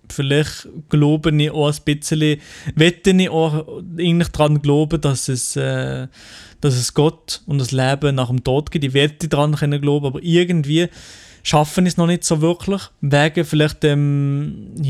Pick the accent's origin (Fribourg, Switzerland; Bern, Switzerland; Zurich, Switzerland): Fribourg, Switzerland; accent: Freiburg dialect; Also am liebsten habe ich natürlich meinen eigenen Dialekt, den Freiburger Dialekt, den schönsten Dialekt, den es auf dem Planet gibt, oder?